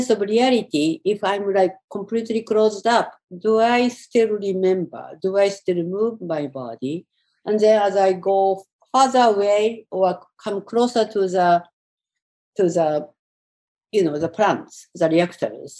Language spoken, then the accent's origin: English; Tokyo, Japan; moved away as an adult; now in New York, United States; Tokyo, where I grew up, and some of the countryside I grew up was close to Fukushima.